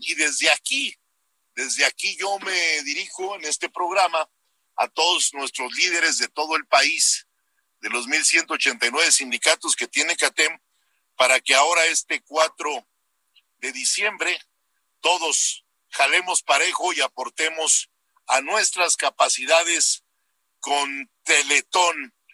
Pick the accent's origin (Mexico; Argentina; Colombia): Mexico; un ser humano mexicano como todos nosotros